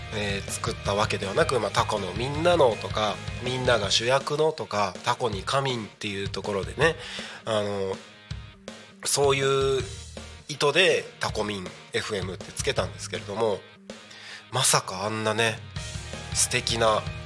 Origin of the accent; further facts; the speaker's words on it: Takko, Aomori, Japan; moved away as an adult; also born or lived in Minato, Tokyo; now in Tako, Japan; 僕のあの生まれ育った青森県田子町